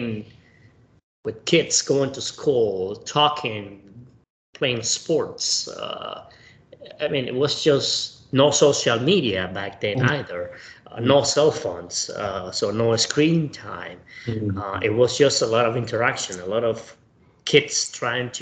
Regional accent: Camagüey, Cuba; moved away as an adult; I was born in Camagüey, Cuba, in 1979.

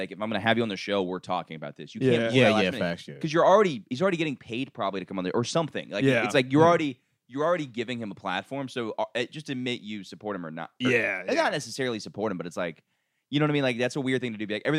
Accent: Orlando, Florida, United States; Yeah, so I grew up in Orlando.

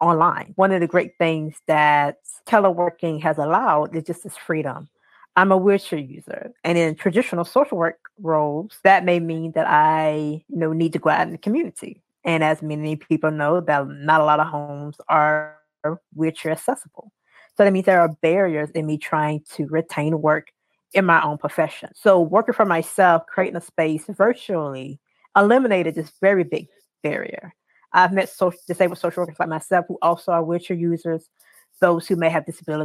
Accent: South Carolina, United States; I am from South Carolina

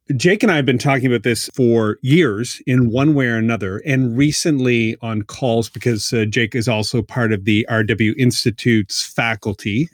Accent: Halifax, Nova Scotia, Canada; now in Baltimore, United States; I am living in Baltimore, Maryland. I am from Halifax

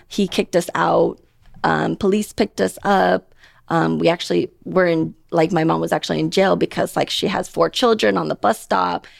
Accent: Portland, Oregon, United States; moved away as an adult; also born or lived in Thailand; now in Las Vegas, United States; I'm from Portland, Oregon

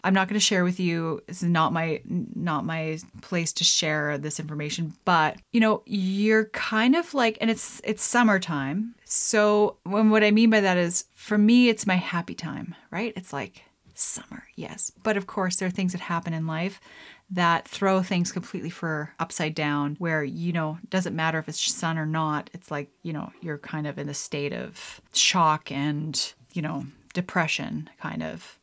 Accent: Lethbridge, Alberta, Canada; moved away; I grew up in Alberta in Lethbridge

